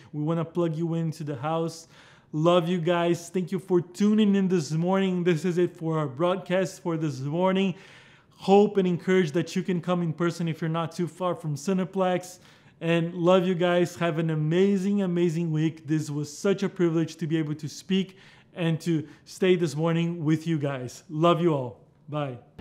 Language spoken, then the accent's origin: English; Brazil; English is a second language; moved away; You heard me speak this different accent. Yeah, I'm from Brazil